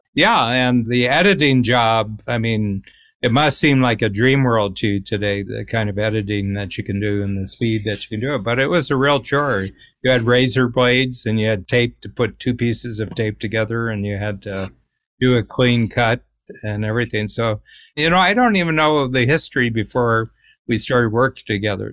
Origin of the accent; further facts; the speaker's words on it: Cleveland, Ohio, United States; I grew up near Cleveland